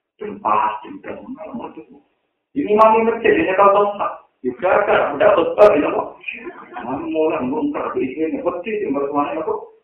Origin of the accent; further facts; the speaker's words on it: Java, Indonesia; Aku orang Jawa, orang Jawa